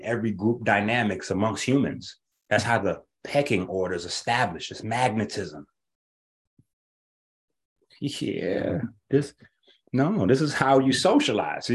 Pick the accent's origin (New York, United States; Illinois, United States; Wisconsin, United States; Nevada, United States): New York, United States; We grew up playing CeeLo in New York